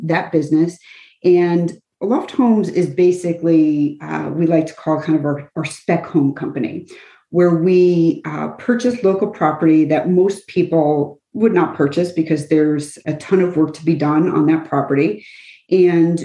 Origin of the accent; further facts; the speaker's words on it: Kenilworth, New Jersey, United States; moved away as an adult; also born or lived in Metuchen / Warren; now in Cranford, United States; I was born and raised in Kenilworth, so right next door